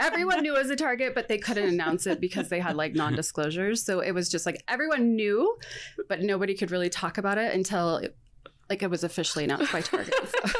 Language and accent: English; Bay Area and Sacramento, Northern California, United States; moved away as an adult; also born or lived in Provo, Utah; now in Spanish Fork, United States; So I grew up in the Bay Area and then Sacramento.